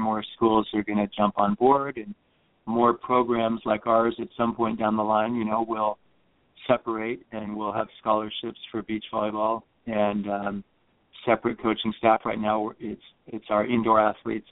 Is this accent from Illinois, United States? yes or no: no; California, United States; moved away as an adult; also born or lived in Fairfax, Virginia; We wanted to move back west because we are both from California